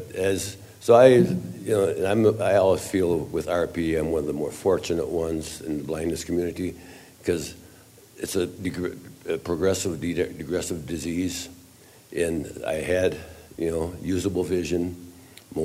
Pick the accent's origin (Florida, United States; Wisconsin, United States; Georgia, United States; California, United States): Wisconsin, United States; central; now in Eau Claire, United States; I'm from Eau Claire, Wisconsin, which is 90 miles east of Minneapolis, St. Paul, but I was born and raised in central Wisconsin.